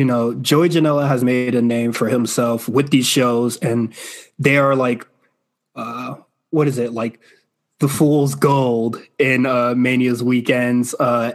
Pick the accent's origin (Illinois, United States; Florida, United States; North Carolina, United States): Florida, United States; even though I am from Florida.